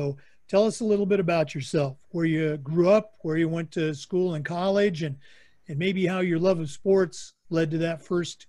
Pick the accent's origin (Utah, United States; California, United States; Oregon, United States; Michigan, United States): Oregon, United States; moved away; my home state, Oregon